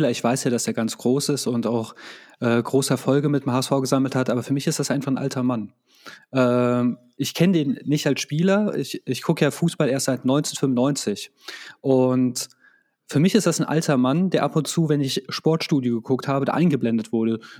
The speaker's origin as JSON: {"language": "German", "country": "Croatia", "said": "Also für mich ist es halt einfach, ähm, als Kroate, das klingt jetzt ein bisschen doof, wenn ich das sage, hat, da bist du schon doch mehr Patriot als hierzulande."}